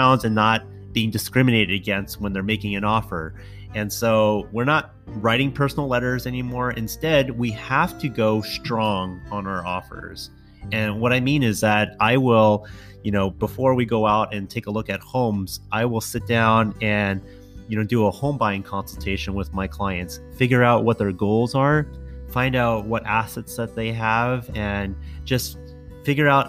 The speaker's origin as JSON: {"language": "English", "town": "San Jose", "region": "California", "country": "United States", "tie": "born or raised there", "also_born_or_lived": "East Bay", "said": "I grew up in San Jose in the city"}